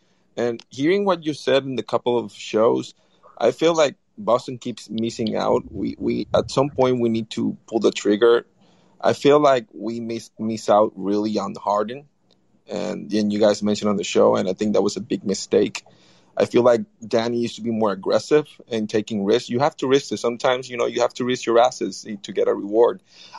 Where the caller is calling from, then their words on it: Puerto Rico; Hi, guys. I'm talking from Puerto Rico.